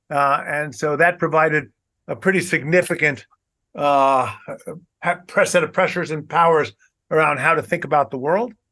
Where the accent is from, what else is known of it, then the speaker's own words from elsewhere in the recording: New York City, New York, United States; moved away as an adult; also born or lived in Boston; born and raised in Brooklyn, New York.